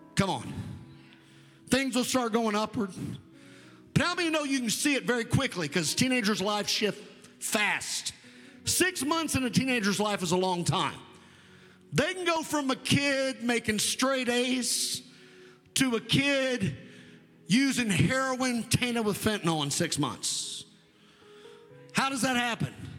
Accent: United States; I'm an American, it's really what I am. But my descent is Scott Irish mutt

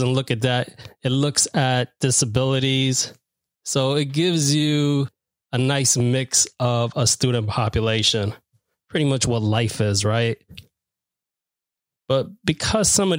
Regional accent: New York City, New York, United States; I'm from Queens.

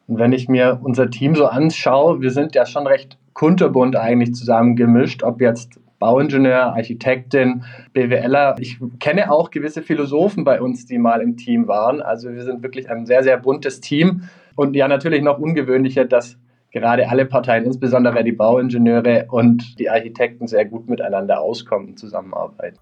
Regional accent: Stuttgart, Baden-Württemberg, Germany; moved away; ich komme ursprünglich aus Stuttgart, wie man es vielleicht unschwer auch noch raushören wird.

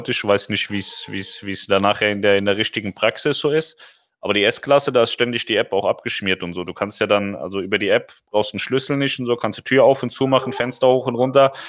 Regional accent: Reinheim, Hesse, Germany; Ja, ich bin in Rheinheim aufgewachsen. Rossdorf und Rheinheim.

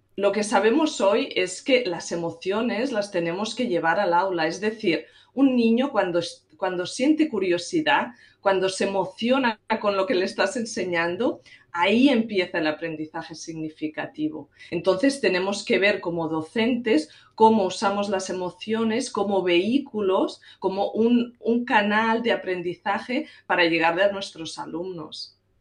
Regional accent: Catalonia, Spain; moved away as an adult; now in United States; Soy originalmente catalana, pero llevo en Estados Unidos unos 17 años

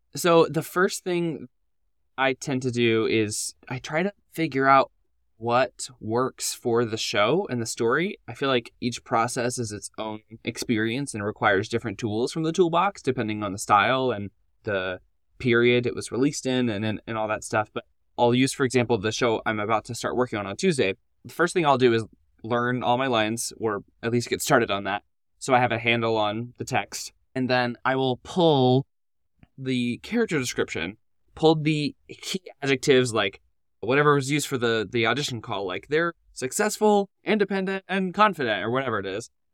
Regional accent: Nashville, Tennessee, United States; moved away as an adult; now in Orlando, United States; I grew up in Nashville and then wound up going to Lipscomb University

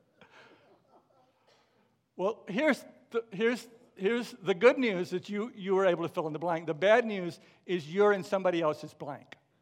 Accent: McKinney, Texas, United States; moved away; my hometown of McKinney, Texas

